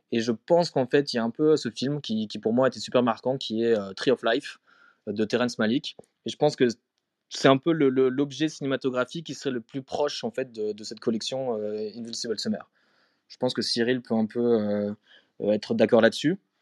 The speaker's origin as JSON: {"language": "French", "town": "Strasbourg", "region": "Grand Est", "country": "France", "tie": "born or raised there", "also_born_or_lived": "Paris / Berlin / Sweden", "moved": "as an adult", "lives_now": "Stockholm, Sweden", "said": "j'ai grandi à Strasbourg euh, et après je suis venu à Paris quand j'avais 20 ans"}